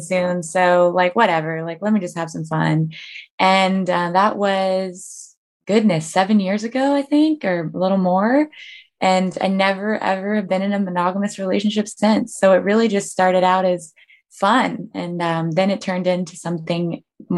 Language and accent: English; Denver, Colorado, United States; moved away as an adult; also born or lived in Seattle; now in Miami, United States; I'm from Denver. I lived in Seattle for the last 10 years until I moved to where I am now in Miami, Florida